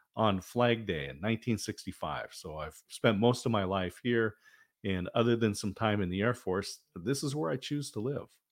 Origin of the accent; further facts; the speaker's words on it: Oregon, United States; also born or lived in Southern California; grew up here in the Northwest